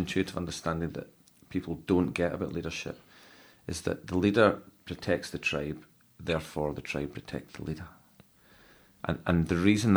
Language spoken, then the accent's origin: English; Scotland, United Kingdom; I'm a Scotsman